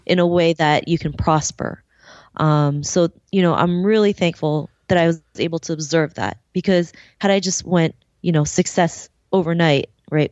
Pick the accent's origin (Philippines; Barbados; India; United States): Philippines; I'm was born in the Philippines, um, and you know, growing up there